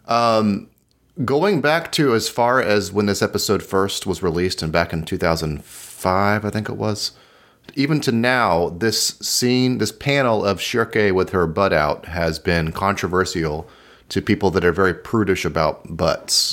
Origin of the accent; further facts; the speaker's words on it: United States; speaking as an American